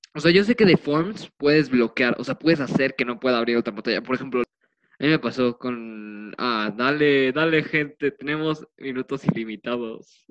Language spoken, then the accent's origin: Spanish; Mexico City, Mexico; somos de la Ciudad de México y pues todos los de la Ciudad de México fuimos un cuarto de unos güeyes de prepa